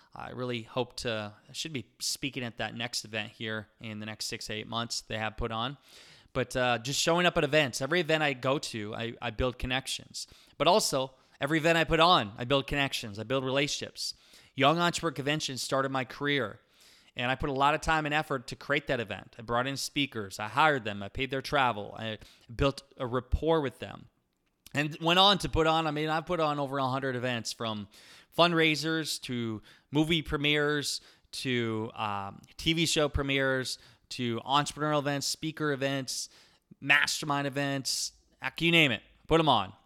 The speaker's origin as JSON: {"language": "English", "region": "Iowa", "country": "United States", "accent": "Iowa", "said": "I have my Iowa accent and slang"}